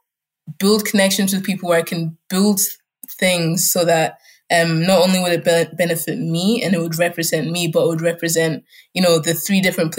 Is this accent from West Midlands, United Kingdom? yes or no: no; Scotland, United Kingdom; first language German; English is a second language; also born or lived in Germany; I'm in Germany. German was my first language. I was going to kindergarten. I had my friends and some family there until, you know, 6 years later, my dad was like, oh, now we're relocating to Scotland in the UK.